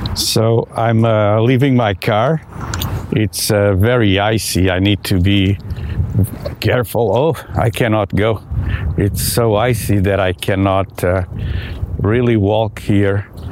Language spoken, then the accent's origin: English; hometown near the Richelieu River, Quebec, Canada; here in my hometown